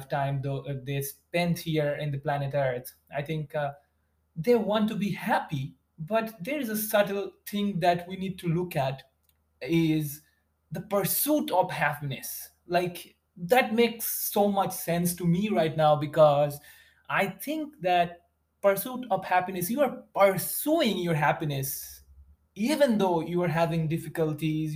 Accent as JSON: {"language": "English", "region": "West Bengal", "country": "India", "tie": "born or raised there", "second_language": "English", "moved": "as an adult", "lives_now": "United States", "said": "I was a very, very like a small town kid, I would say. And it's in India, in West Bengal."}